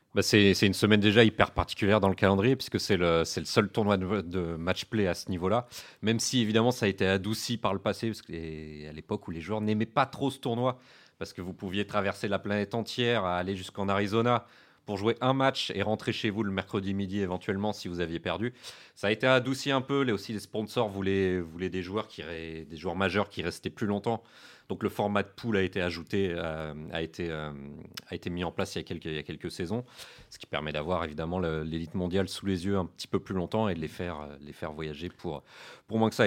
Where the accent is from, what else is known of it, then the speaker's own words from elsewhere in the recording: France; on est français